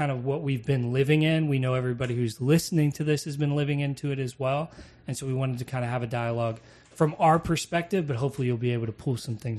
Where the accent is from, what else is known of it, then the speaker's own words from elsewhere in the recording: Western Pennsylvania, United States; moved away; we're from Western PA originally, both of us. My wife and I grew up literally across the street.